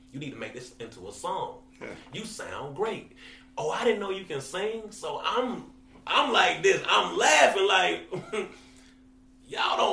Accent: Atlanta, Georgia, United States; I'm from Atlanta.

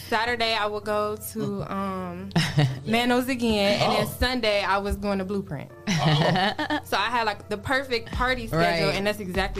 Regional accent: Toledo, Ohio, United States; I am from Toledo. I grew up.

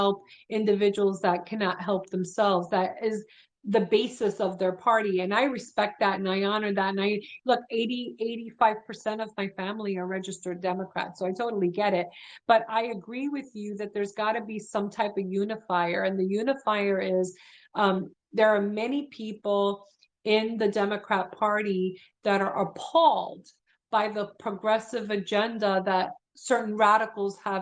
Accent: New York City, New York, United States; I grew up in Brooklyn

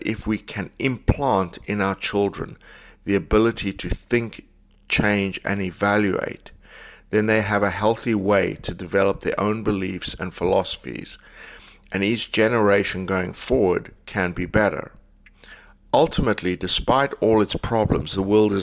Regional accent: South Africa; I grew up in South Africa

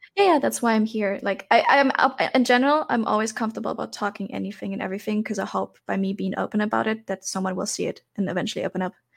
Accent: Germany; also born or lived in Thailand; I grew up in Germany, born and raised here, m, lived for two years in Thailand, but now I'm back due to corona.

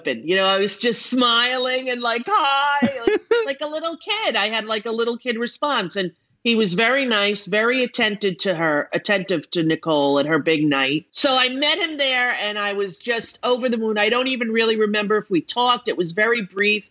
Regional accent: Commack, New York, United States; I was born in Commack, Long Island

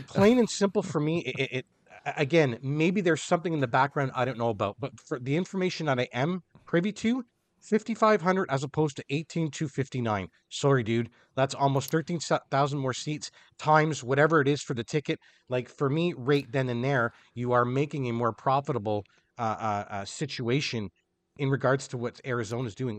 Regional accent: Canada; I am Canadian

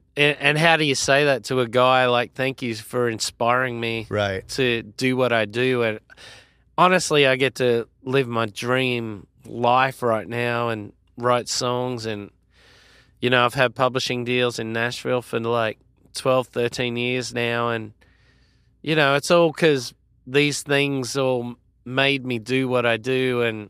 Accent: Australia; Obviously, it's my home country.

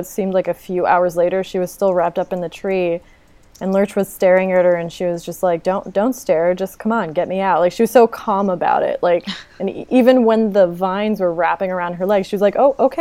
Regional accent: East Coast, United States; now in California, United States; I live in California, and I'm originally from the East Coast

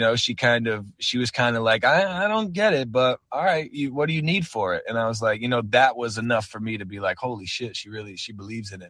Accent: Torrington, Connecticut, United States; I'm born and raised in Torrington, Connecticut, which is like northwest corner of Connecticut

